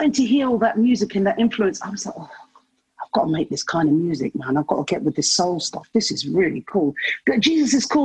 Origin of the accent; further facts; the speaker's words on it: London, United Kingdom; I was born in London